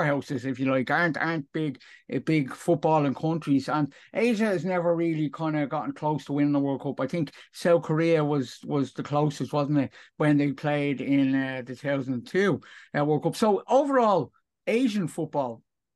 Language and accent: English; Ireland; I'm from Ireland, Europe